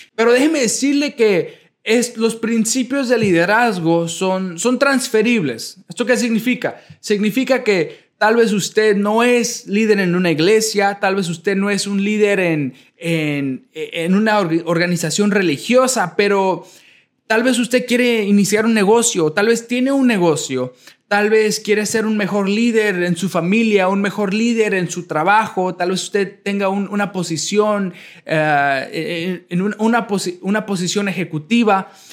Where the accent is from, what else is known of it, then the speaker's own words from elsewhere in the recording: Chicago, Illinois, United States; moved away as an adult; also born or lived in Nezahualcóyotl, Mexico / Sheboygan, Wisconsin; now in Pearland, United States; a la edad de un año, ah, llegué a la ciudad de Chicago, en Illinois, en los Estados Unidos. A la edad de... Ahí crecí hasta la edad de 18 años